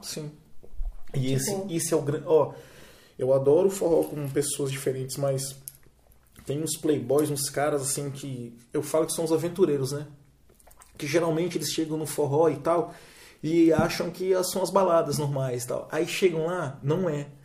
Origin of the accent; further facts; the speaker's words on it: Vitória, Espírito Santo, Brazil; nós somos de Vitória